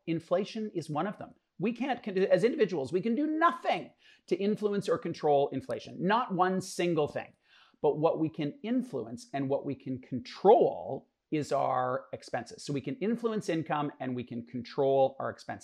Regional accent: Canada; us as Canadians

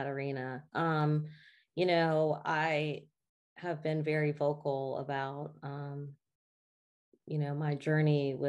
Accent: the South, United States; I still lived in a Black Southern family, you know? And so everything that was a part of our roots, of just traditions of living in the South and growing up in the South

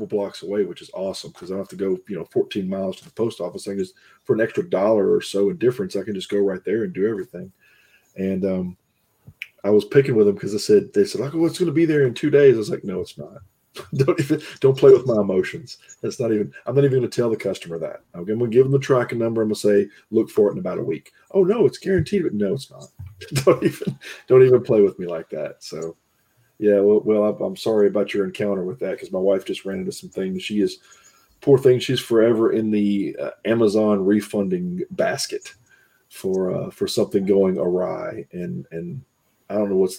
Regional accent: the South, United States; I grew up in the South

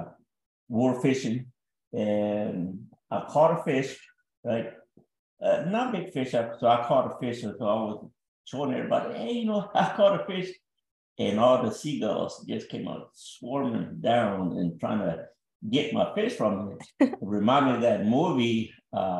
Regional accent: Lockhart, Texas, United States; moved away as an adult; also born or lived in Rio Grande Valley, Texas; born and raised in Lockhart, Texas, up there by Austin, Texas, Central Texas.

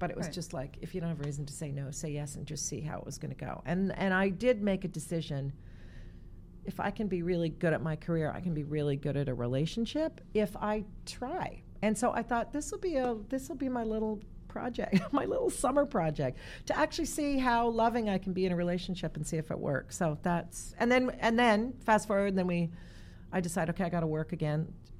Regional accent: Toronto, Ontario, Canada; now in New York, United States; My family, I was all from Toronto, so I didn't have any family in New York.

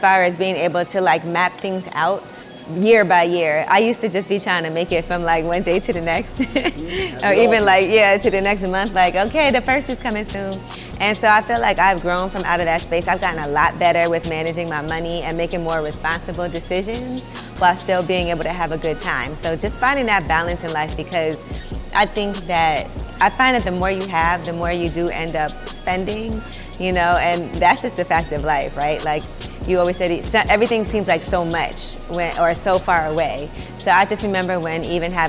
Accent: New York City, New York, United States; growing up in Brooklyn

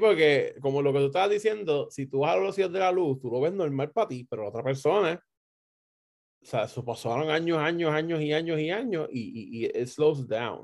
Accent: Puerto Rico; somos puertorriqueños

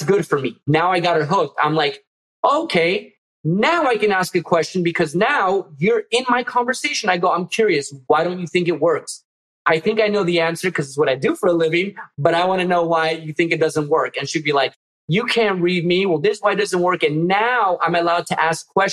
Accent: Miami, Florida, United States; my Miami roots

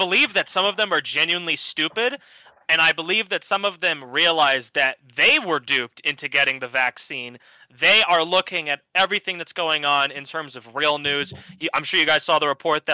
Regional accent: New Jersey, United States; I'm from Jersey, so I'm a far ways away

